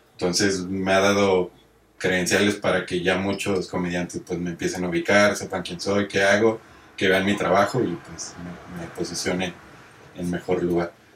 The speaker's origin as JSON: {"language": "Spanish", "town": "Monterrey", "region": "Nuevo León", "country": "Mexico", "said": "yo vengo de Monterrey"}